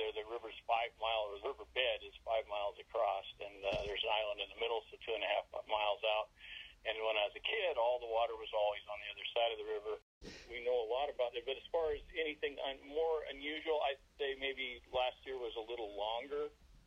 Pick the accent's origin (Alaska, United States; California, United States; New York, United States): Alaska, United States; I was born in Alaska